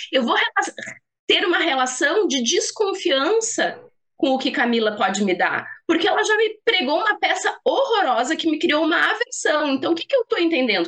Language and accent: Portuguese; Rio Grande do Sul, Brazil; como boa gaúcha